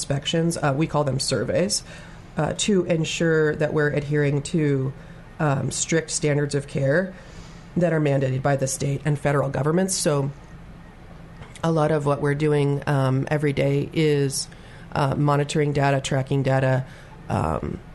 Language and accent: English; Arlington, Oregon, United States; moved away as an adult; also born or lived in Hermiston, Oregon; I was actually born at Good Shepherd, the old hospital. And then I grew up in the Arlington and Ione areas